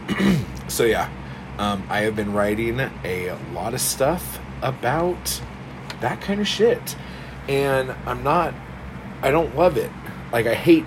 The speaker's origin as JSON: {"language": "English", "country": "United States", "said": "being American"}